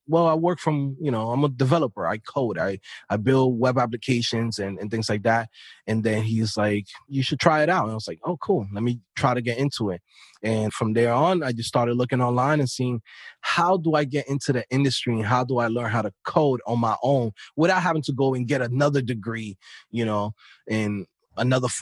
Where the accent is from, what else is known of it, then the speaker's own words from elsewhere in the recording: New York City, New York, United States; I'm coming from an inner city. I'm from New York City, Queens, Brooklyn